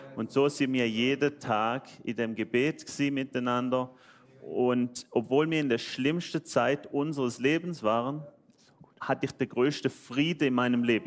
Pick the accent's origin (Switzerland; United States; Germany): Switzerland; accent: Swiss dialect; Ich bin Schweizer, deswegen mein schöner Dialekt.